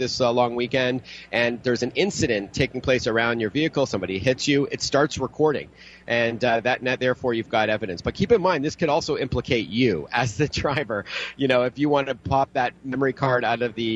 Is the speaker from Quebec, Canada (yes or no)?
no; Toronto, Ontario, Canada; my hometown in Toronto